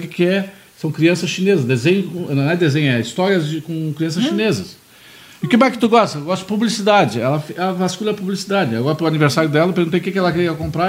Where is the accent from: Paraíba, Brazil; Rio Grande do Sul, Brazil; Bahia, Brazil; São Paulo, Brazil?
Rio Grande do Sul, Brazil; Pelotas; now in Porto Alegre, Brazil; eu sou de Pelotas, mas eu estou aqui em Porto Alegre desde 80, estou há 39 anos em Porto Alegre